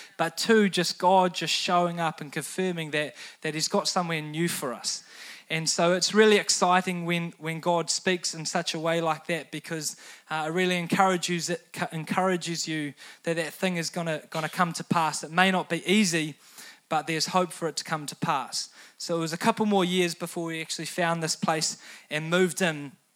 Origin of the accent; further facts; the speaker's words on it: New Zealand; teenagers growing up in New Zealand